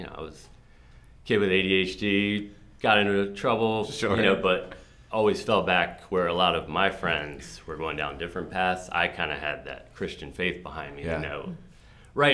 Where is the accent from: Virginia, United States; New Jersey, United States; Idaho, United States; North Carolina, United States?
Virginia, United States; Burke; moved away as an adult; also born or lived in Alexandria, Virginia; now in Frederick, United States; So I grew up in Northern Virginia. I was born in Alexandria. I lived there till I was 2, and then we moved to Fairfax County. So grew up in Burke, Virginia